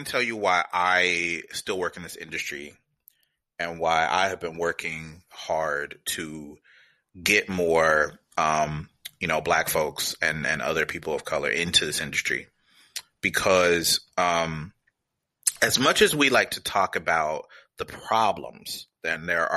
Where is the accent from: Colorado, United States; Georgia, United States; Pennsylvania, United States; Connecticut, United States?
Georgia, United States; Atlanta; moved away as an adult; also born or lived in Washington, D.C.; now in San Francisco, United States; I grew up outside of Atlanta, Georgia